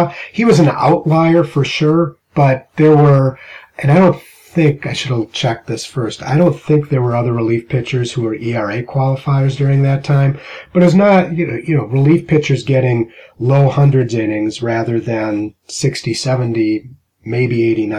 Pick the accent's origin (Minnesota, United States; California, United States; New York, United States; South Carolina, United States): Minnesota, United States; growing up in Minnesota